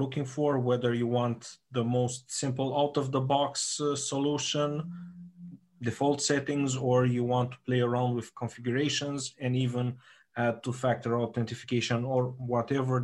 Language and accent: English; Romania; we're from Romania